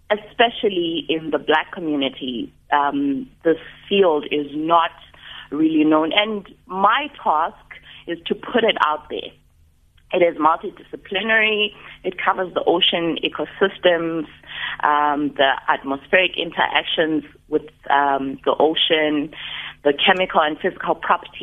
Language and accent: English; Mthatha, Eastern Cape, South Africa; now in Cape Town, South Africa; I was born in Mthatha